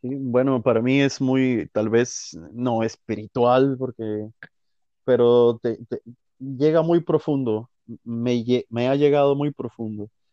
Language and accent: Spanish; Guatemala; moved away as an adult; yo no salí a buscar oportunidades, no salí a, a, crecer musicalmente de Guatemala